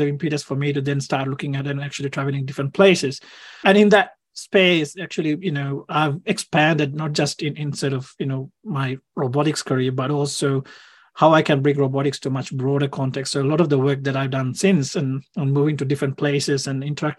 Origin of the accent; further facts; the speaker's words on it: Sri Lanka; now in Australia; I grew up in Sri Lanka